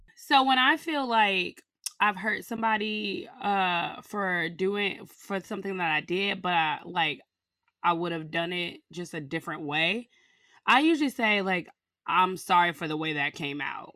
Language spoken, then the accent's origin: English; Chicago, Illinois, United States; moved away; I'm from Chicago, and, uh, I'm black from Chicago